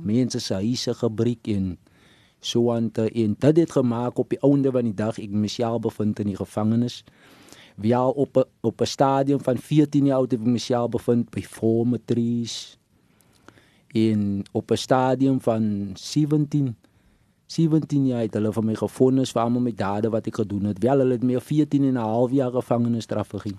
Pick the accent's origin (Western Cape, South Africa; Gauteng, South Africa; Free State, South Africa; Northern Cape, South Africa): Western Cape, South Africa; Stellenbosch; ek het groot geword in Stellenbosch, dan Ida's Vallei Premier.